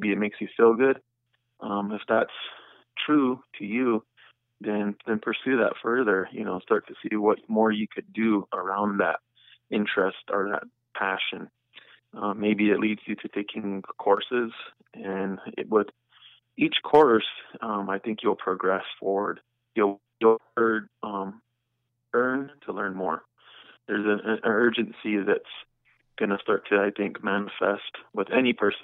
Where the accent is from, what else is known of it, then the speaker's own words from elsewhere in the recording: Kyle, South Dakota, United States; moved away; also born or lived in Pine Ridge Reservation; I got the opportunity to move back to my hometown, which is Kyle, South Dakota.